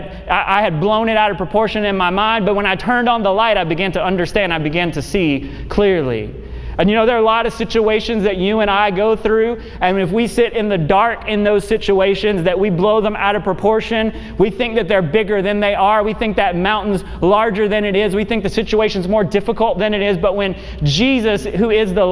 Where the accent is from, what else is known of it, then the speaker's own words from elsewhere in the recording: Memphis, Tennessee, United States; I grew up in Memphis